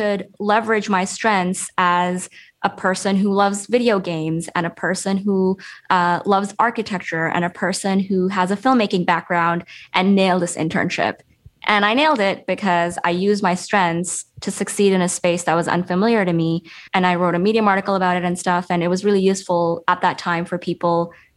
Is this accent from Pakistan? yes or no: yes; Pakistan; moved away; I was this girl from Pakistan